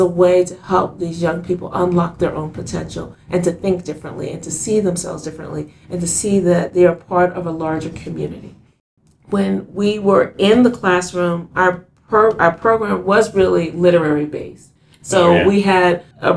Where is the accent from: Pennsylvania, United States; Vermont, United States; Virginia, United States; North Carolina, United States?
Pennsylvania, United States; Philadelphia; I remember I grew up in Philadelphia. I grew up in West Philadelphia